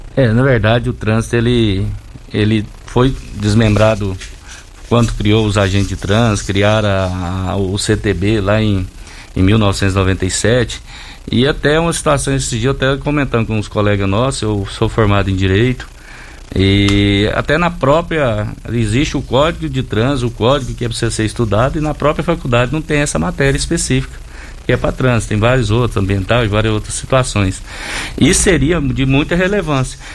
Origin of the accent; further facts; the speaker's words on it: Santo Antônio da Barra, Goiás, Brazil; now in Rio Verde, Brazil; Eu sou lá de Santo Antônio da Barra.